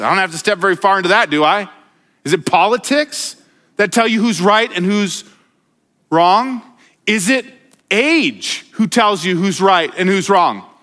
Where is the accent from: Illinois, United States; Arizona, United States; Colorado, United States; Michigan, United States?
Colorado, United States; Denver; now in Montana, United States; I, I grew up in Denver